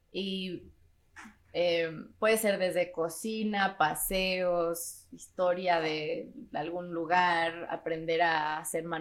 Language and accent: Spanish; Mexico City, Mexico; also born or lived in London; Soy de la Ciudad de México.